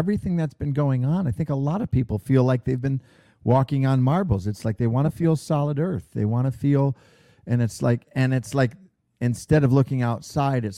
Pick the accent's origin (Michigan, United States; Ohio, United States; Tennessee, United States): Michigan, United States; Roseville; moved away as an adult; also born or lived in Royal Oak, Michigan; now in Southern California, United States; I grew up on the northeast side of Detroit in the humble village of Roseville. I was born in Royal Oak.